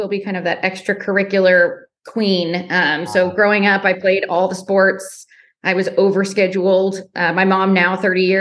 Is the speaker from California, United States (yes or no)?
yes; Marin County, California, United States; I grew up in Marin County, California, so just north of San Francisco.